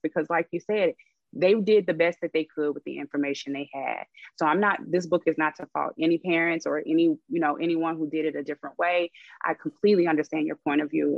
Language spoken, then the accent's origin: English; Arkansas, United States; moved away as an adult; now in Los Angeles, United States; I am actually from Arkansas moved to LA about eight years ago, so I'm here now